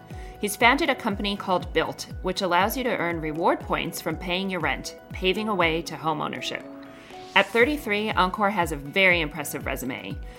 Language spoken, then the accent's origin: English; New York City, New York, United States; And I am also a New Yorker